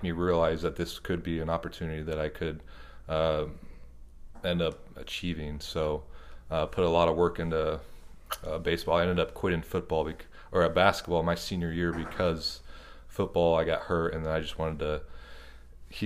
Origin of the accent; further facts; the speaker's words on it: Lincoln, Nebraska, United States; I grew up in Lincoln, Nebraska.